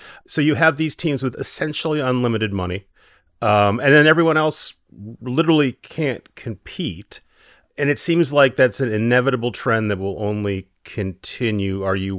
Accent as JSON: {"language": "English", "town": "Swansea", "region": "Wales", "country": "United Kingdom", "tie": "born or raised there", "moved": "yes", "said": "I was born in Mumbles outside of Swansea."}